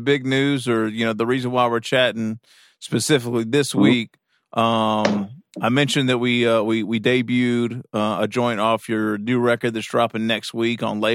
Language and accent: English; Kentucky, United States; I'm from Kentucky.